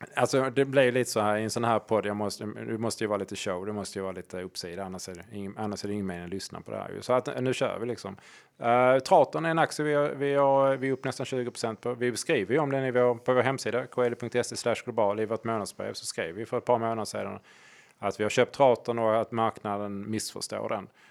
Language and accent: Swedish; Hörby, Skåne, Sweden; i Hörby där jag kommer ifrån